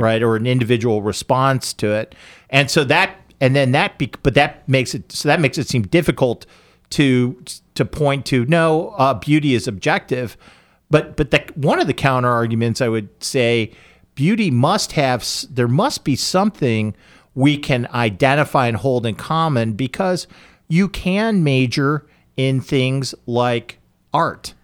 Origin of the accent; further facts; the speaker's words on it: United States; as an American